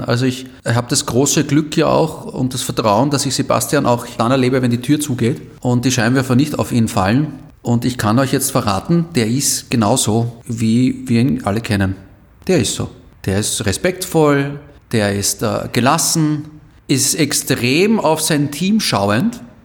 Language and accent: German; Vienna, Austria; als echter Wiener, der ich bin